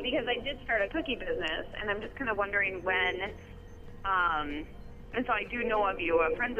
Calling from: Blaine, United States

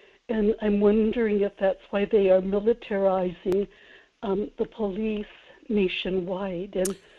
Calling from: Kodiak, Alaska, United States; in Kodiak.

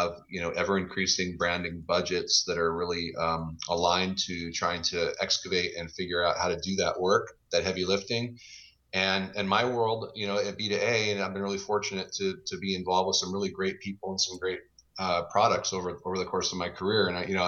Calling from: Kirkland, Washington, United States; I'm just outside Seattle, Washington in lovely sunny Kirkland.

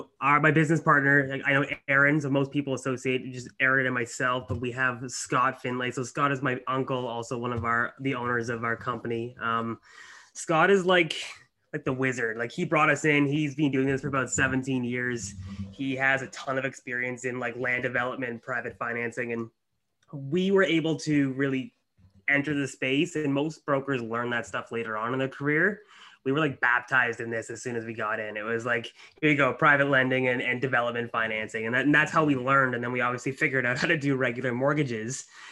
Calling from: Kitchener-Waterloo, Ontario, Canada; I am out of the Kitchener-Waterloo area.

